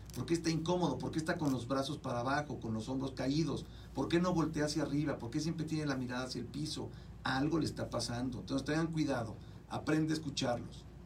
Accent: Mexico; now in United States; En México, por ejemplo, de donde yo vengo, y hablo de mi país, de allá donde vengo

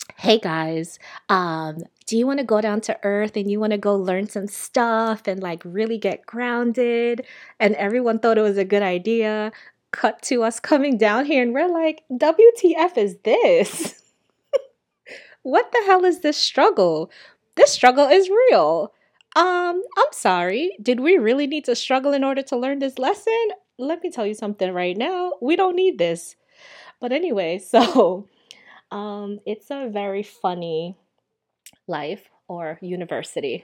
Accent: Jamaica; also born or lived in New York, United States; now in Miami, United States; I am a Jamaican-born Sagittarius

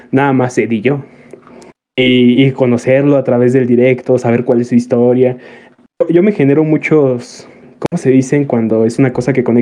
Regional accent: Tarímbaro, Michoacán, Mexico; Desde Tarímbaro, Michoacán.

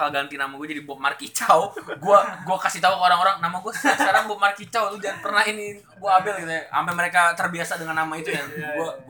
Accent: Indonesia; gue ngerasa gue raksasa loh di sini di Indonesia

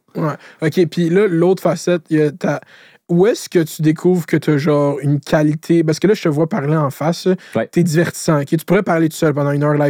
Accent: Laval, Quebec, Canada; je viens de Laval. Laval, c'est une ville d'autoroute. J'habite à côté de la 15.

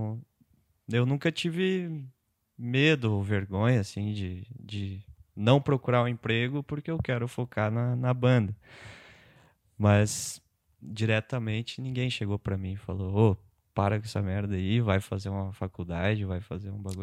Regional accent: Otacílio Costa, Santa Catarina, Brazil; moved away; eu morava em Otacílio, eu sou de Otacílio

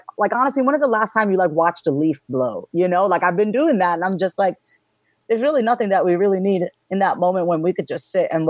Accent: Long Island, New York, United States; moved away; also born or lived in Austin; I was born and raised on Long Island, New York

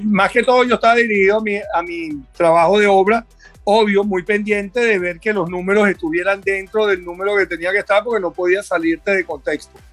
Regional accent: Venezuela; moved away; siempre sigo siendo venezolano fuera

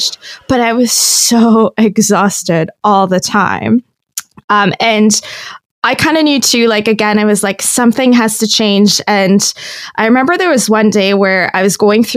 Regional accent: Mauritius; moved away as an adult; also born or lived in Toronto, Canada; now in Guelph, Canada; I was born and raised in Mauritius

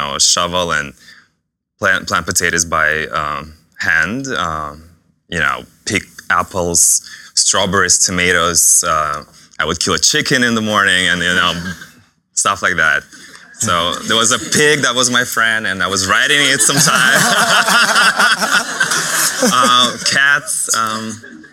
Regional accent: Chuvashia, Russia; English is a second language; moved away as an adult; now in United States; I was born and raised in Russia. You'll hear my accent a lot

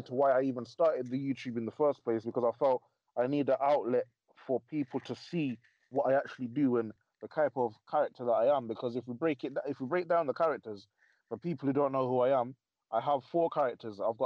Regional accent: Coventry, West Midlands, United Kingdom; my hometown of Coventry.

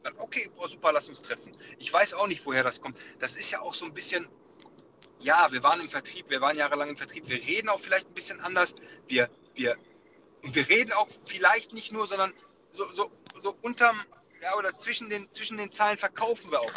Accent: Bochum, North Rhine-Westphalia, Germany; ich bin in Bochum geboren, Bochum-Wattenscheid

